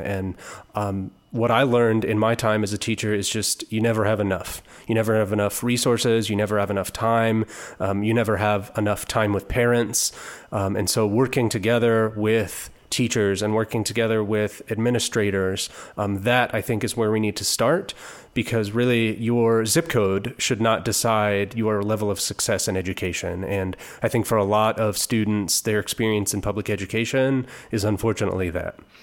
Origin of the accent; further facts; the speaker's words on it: Topeka, Kansas, United States; moved away as an adult; now in Kansas City, United States; I was born and raised in Topeka.